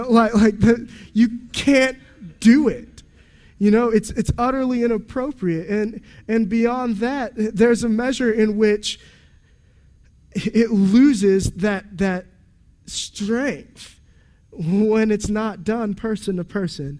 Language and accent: English; United States; I'm an American man